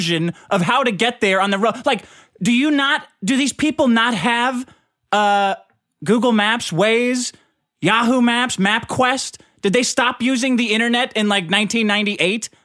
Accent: United States; I'm an American. I was born here.

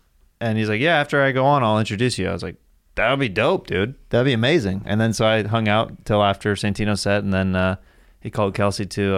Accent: Kansas City, Missouri, United States; I'm from Kansas City.

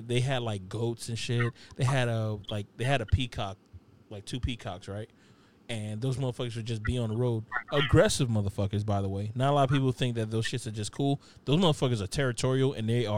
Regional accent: Opa-locka, Florida, United States; growing up in Opa-locka

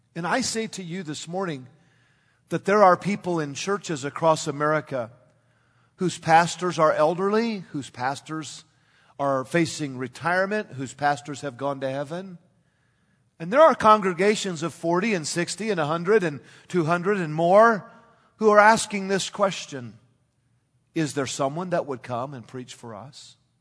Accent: Northern California, United States; as a young man growing up in Northern California

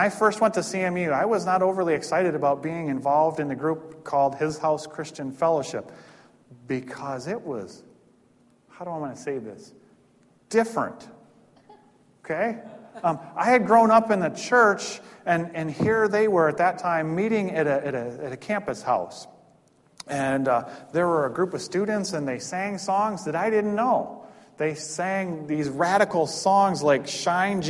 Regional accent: Owosso, Michigan, United States; I grew up, in fact, very close to Ovid. in Owosso

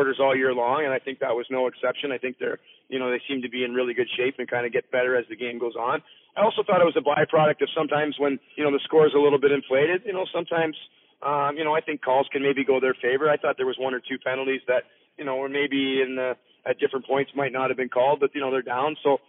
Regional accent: Orangeville, Ontario, Canada; growing up in Orangeville

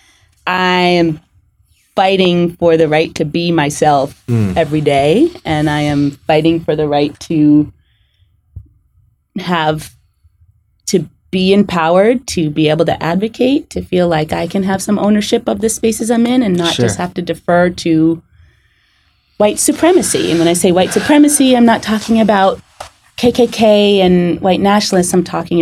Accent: suburbs near White Plains, New York, United States; I grew up in New York in the suburbs of the city near White Plains, and I was raised by Jamaican parents, so hence I'm from Jamaica

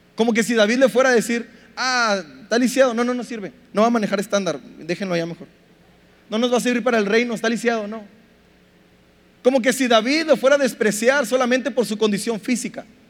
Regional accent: Mexico; nuestro machismo como mexicanos

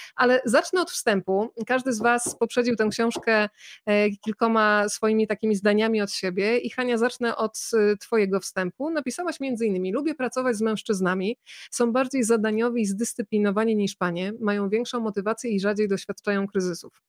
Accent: Bydgoszcz, Kuyavian-Pomeranian Voivodeship, Poland; moje rodzinne miasto, Bydgoszcz

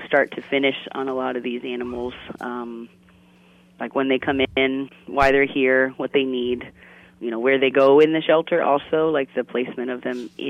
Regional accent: Northeast Ohio, United States; moved away as an adult; now in Florida, United States; I grew up actually in Northeast Ohio. I moved down here a little bit after college when my sister went to school down here.

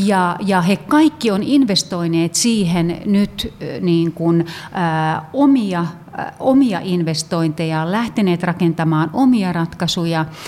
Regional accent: Finland; me ollaan, ollaan Suomesta, me ollaan suomalaisia.

